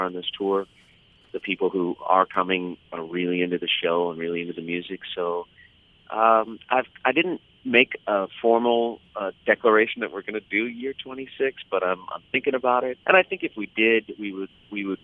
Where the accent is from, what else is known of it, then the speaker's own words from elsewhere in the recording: Los Angeles, California, United States; I grew up in Los Angeles, so I'm not a cold weather person.